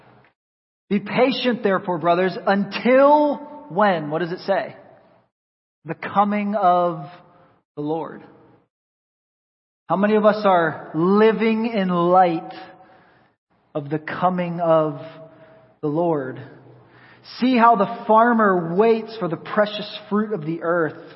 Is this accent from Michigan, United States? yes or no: no; rural Pennsylvania, United States; now in Tampa, United States; I grew up in the Northeast in rural Pennsylvania